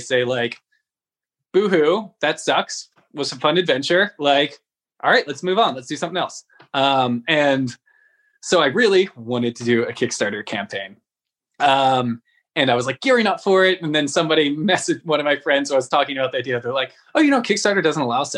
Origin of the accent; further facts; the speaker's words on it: San Francisco, California, United States; I'm from San Francisco